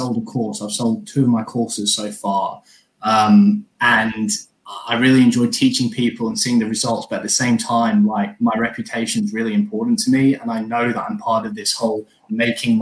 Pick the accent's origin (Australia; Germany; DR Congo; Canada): Australia; now in England; I'm from Australia, but I live in England now